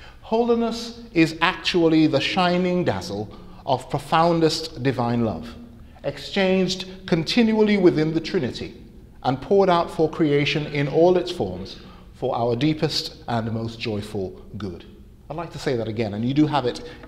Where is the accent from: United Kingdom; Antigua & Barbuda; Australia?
Antigua & Barbuda; I grew up in Antigua, in the Caribbean